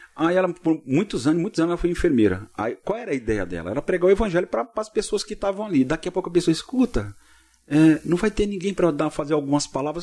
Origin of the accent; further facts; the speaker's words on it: Cubatão, São Paulo, Brazil; also born or lived in São Bernardo do Campo; eu sou da cidade de Cubatão, que é próximo a Santos